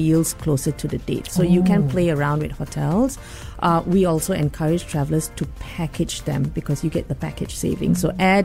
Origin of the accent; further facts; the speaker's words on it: Malaysia; moved away as an adult; also born or lived in Singapore; now in Sydney, Australia; I'm Malaysian. I moved to Singapore in 2011.